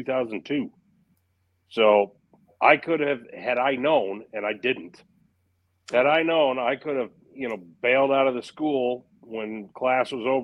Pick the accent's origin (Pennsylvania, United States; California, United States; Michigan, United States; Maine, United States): Michigan, United States; I'm from Michigan.